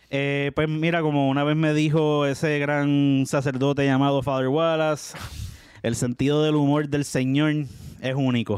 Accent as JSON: {"language": "Spanish", "town": "Carolina", "country": "Puerto Rico", "said": "soy residente de Carolina, orgulloso residente de San Fernando de la Carolina"}